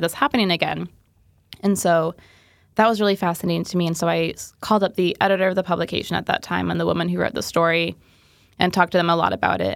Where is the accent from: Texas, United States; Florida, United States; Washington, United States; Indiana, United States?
Indiana, United States; I'm from Indiana